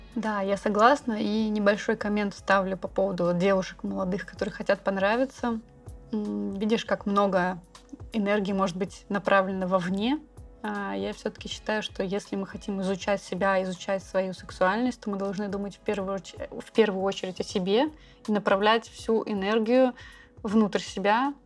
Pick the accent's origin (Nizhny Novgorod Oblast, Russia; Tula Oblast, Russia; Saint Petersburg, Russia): Saint Petersburg, Russia; now in Bali, Indonesia; мы обе из Санкт-Петербурга